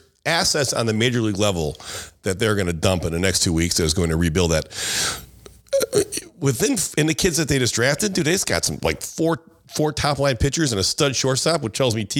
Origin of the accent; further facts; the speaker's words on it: Chicago, Illinois, United States; I was raised in the South Side, and I only went to White Sox games growing up.